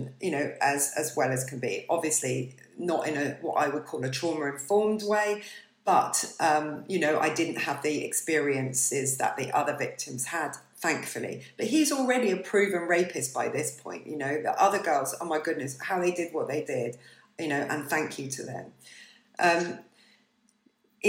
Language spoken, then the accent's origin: English; Bournemouth, South West England, United Kingdom; I'm from Bournemouth